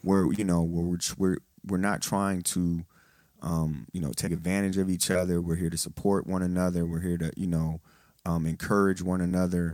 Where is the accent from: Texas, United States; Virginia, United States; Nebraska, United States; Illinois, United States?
Texas, United States; now in Detroit, United States; I'm in the military. I'm from Texas